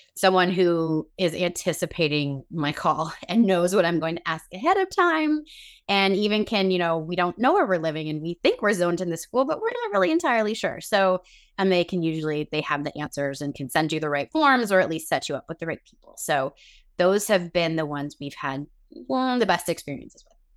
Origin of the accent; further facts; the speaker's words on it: Chicago, Illinois, United States; moved away as an adult; now in Northern Virginia, United States; We are both originally from the Chicago area, but we live in Northern Virginia at the moment.